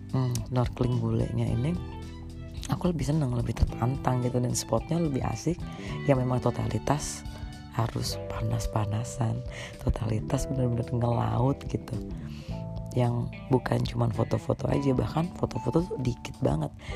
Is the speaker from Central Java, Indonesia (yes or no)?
yes; Karimunjawa, Central Java, Indonesia; kita-kita orang Karimun nih, di situ.